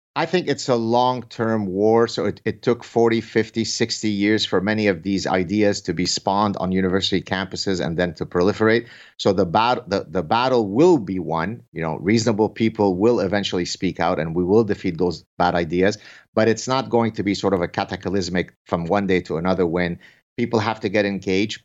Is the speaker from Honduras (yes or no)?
no; Canada; I say this as a Canadian